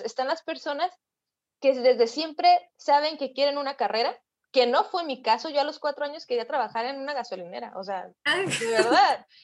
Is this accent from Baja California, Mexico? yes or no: yes; Mexicali, Baja California, Mexico; yo soy de Mexicali, Baja California, una ciudad súper al norte de México.